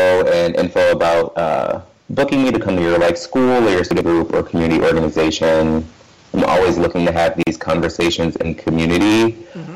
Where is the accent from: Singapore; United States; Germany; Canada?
United States; Western Massachusetts; I grew up in Western Massachusetts.